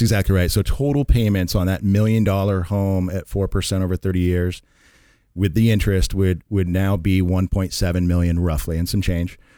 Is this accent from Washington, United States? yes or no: yes; Redmond, Washington, United States; moved away as an adult; now in Carlsbad, United States; born and raised in Seattle, Washington, Redmond, actually, uh, but I've lived in Carlsbad, uh, for about the last twenty years or more